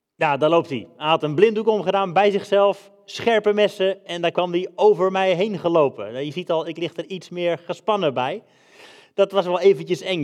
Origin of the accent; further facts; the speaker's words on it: Netherlands; moved away as an adult; also born or lived in England / Denmark; we zijn Hollanders